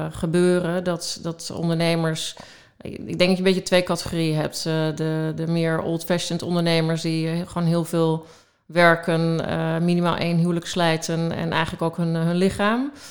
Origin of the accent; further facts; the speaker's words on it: Hengelo, Overijssel, Netherlands; moved away as an adult; also born or lived in Pijnacker; now in Amsterdam, Netherlands; Nee, nee dat eh, heb ik vrij snel wel afgeleerd. Eh, hmm. Want ik ben na mijn middelbare school als wie mhm. de ga naar Amsterdam verhuisd.